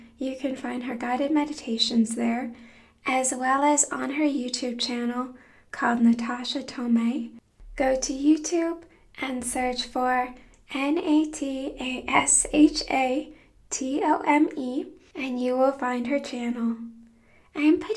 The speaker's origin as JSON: {"language": "English", "country": "United States", "moved": "yes", "lives_now": "Germany", "said": "I am American. But I'm so far away. I'm in Germany"}